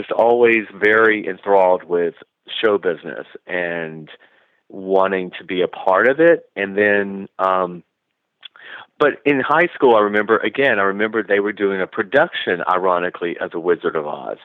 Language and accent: English; Georgia, United States; moved away as an adult; also born or lived in Los Angeles, United States; now in Palm Springs, United States; I left Georgia